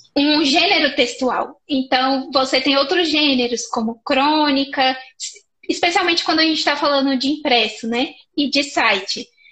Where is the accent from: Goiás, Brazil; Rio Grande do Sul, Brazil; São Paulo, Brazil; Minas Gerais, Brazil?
Minas Gerais, Brazil; Paracatu; moved away; also born or lived in Brasília; eu sou de Paracatu, Minas Gerais, aqui pertinho de Brasília.